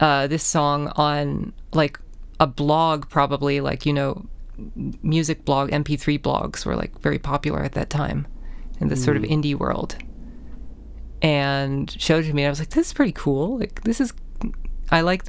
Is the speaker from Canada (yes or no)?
yes; Canada; being Canadian, you're growing up